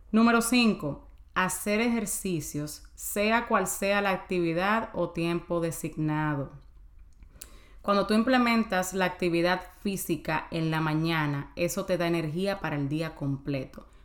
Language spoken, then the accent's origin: Spanish; Dominican Republic; Yo me como avena o ah, yo soy dominicana, señora, tú un pedacito de plátano, yo me como yuca, lo que sea.